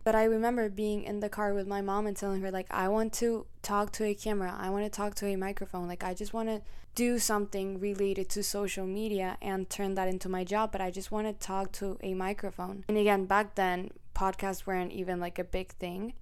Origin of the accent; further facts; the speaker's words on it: Colombia; accent: Colombian; also born or lived in Mexico; now in United States; I was born in Mexico, and when I was very, very little, I moved to Colombia, where I was raised, and I lived there for, like, ten years.